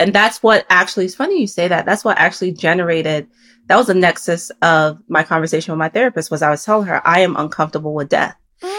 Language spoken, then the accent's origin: English; North Carolina, United States; also born or lived in Nigeria / New York / Massachusetts / Maryland; I grew up in North Carolina, then my family moved to New York. I even lived in Massachusetts, then we moved to Maryland. I was born in Nigeria.